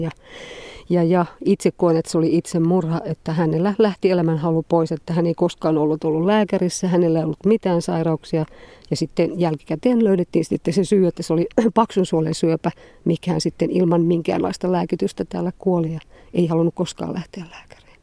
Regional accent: Nurmo, South Ostrobothnia, Finland; also born or lived in Hirvijärvi village, South Ostrobothnia; meillä Nurmossa, missä, minne meidän perhe sitten oli muuttanut

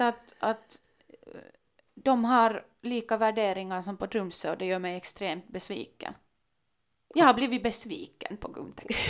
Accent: Helsinki, Uusimaa, Finland; also born or lived in Kumpula (Gumtäkt), Helsinki; första gången jag lämnade Drumsö var när jag flyttade hemifrån till en, till en studielägenhet i Gumdäkt.

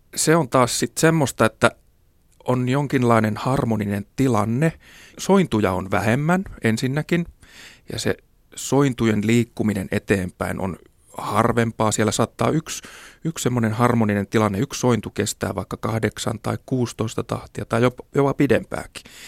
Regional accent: Kauhajoki, South Ostrobothnia, Finland; Pieni paikkakunta Kauhajoki, mistä mäkin olen kotoisin

